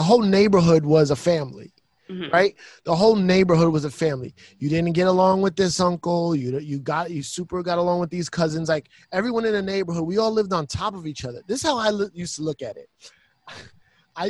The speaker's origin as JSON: {"language": "English", "town": "New York City", "region": "New York", "country": "United States", "tie": "born or raised there", "said": "I grew up in the Bronx"}